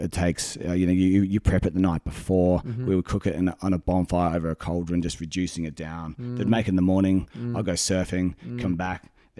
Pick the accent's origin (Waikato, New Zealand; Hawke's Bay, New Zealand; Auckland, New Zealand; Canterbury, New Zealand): Hawke's Bay, New Zealand; Napier; moved away as an adult; my hometown, Napier, got flattened back in 1931.